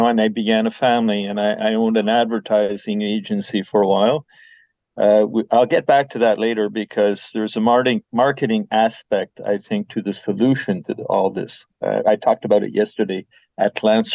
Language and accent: English; Quebec City, Quebec, Canada; I was born in Quebec City, and I lived in a bilingual environment. So I was brought up in both French and English.